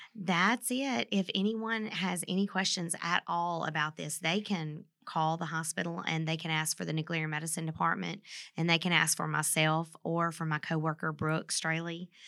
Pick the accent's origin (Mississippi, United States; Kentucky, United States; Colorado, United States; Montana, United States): Mississippi, United States; moved away as an adult; now in Vincennes, United States; I'm from Mississippi